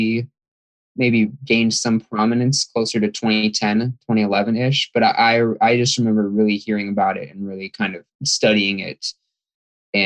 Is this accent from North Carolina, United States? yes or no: no; Fremont, California, United States; I'm from Fremont, California.